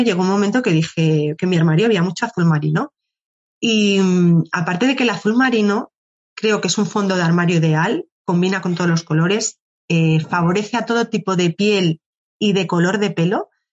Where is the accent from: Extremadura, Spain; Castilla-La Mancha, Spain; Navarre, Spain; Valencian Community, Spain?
Extremadura, Spain; Cáceres; moved away as an adult; now in Madrid, Spain; yo soy de Cáceres, es una ciudad muy pequeña